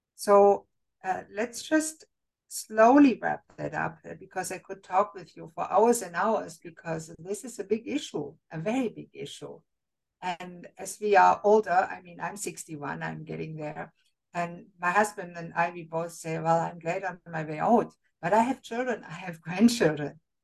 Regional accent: Germany; moved away; I was raised and born in Germany

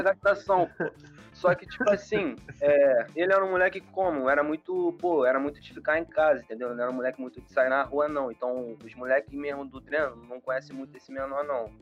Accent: Rio de Janeiro, Brazil; eu sou da Zona Oeste

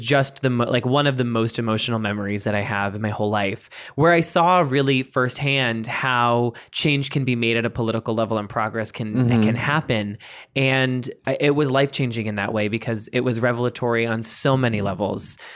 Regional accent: Boston, Massachusetts, United States; I'm from Boston.

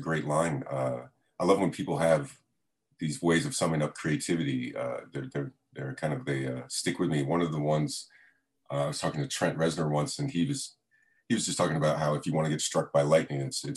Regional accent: Fort Lauderdale, Florida, United States; I grew up in South Florida, in like Fort Lauderdale

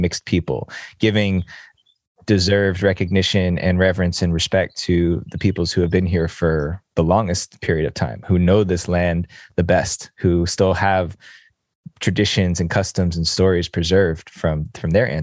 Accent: New Jersey, United States; I was born here. I was born in New Jersey, right outside of New York City

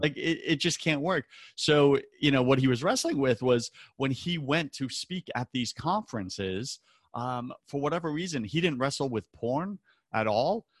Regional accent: Long Island, New York, United States; growing up on Long Island

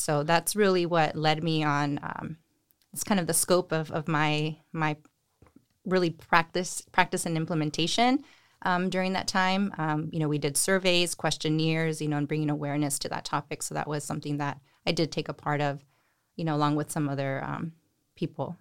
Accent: Salinas, California, United States; I am from Salinas. I grew up here, went to high school here

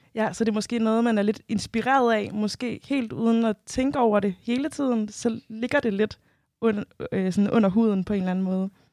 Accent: Denmark; jeg selv født og opvokset i Danmark

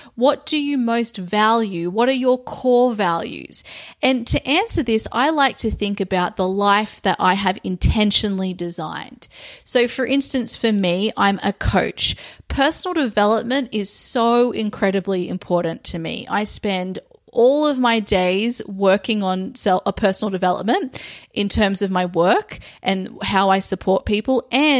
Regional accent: Australia; now in overseas; my home country, which is Australia

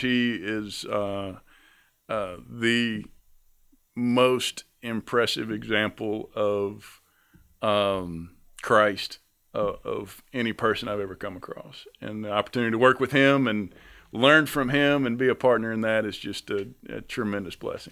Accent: North Carolina, United States; I'm from North Carolina

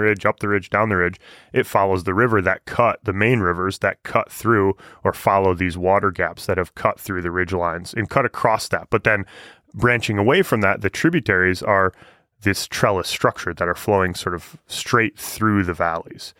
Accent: Michigan, United States; moved away; I'm from Michigan.

